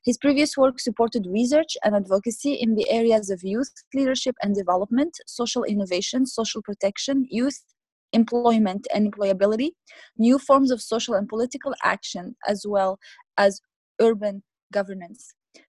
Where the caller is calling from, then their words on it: Vancouver, British Columbia, Canada; and I am the co-host of African Jeopardy, and I'm recording from Vancouver in British Columbia.